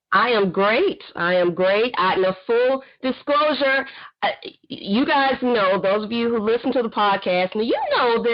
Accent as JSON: {"language": "English", "town": "Fort Worth", "region": "Texas", "country": "United States", "tie": "born or raised there", "said": "She is a member of my old church, my church in which I grew up in Fort Worth, Texas."}